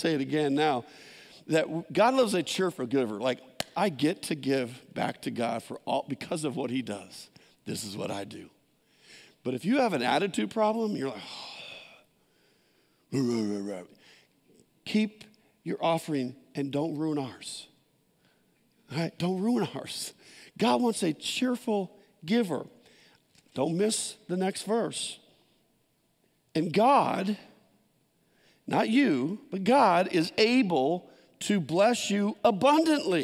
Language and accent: English; San Jose, California, United States; I grew up in San Jose, all concrete, no gardens